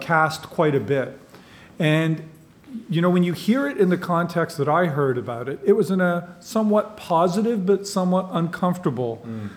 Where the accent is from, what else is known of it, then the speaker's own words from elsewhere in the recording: London, Ontario, Canada; I was born in London, England, raised in London, Ontario